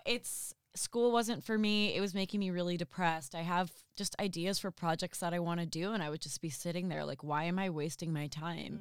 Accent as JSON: {"language": "English", "region": "New Jersey", "country": "United States", "also_born_or_lived": "Boston", "moved": "yes", "lives_now": "Los Angeles, United States", "said": "I moved from Boston to, um, uh, to L A. I'm originally from New Jersey."}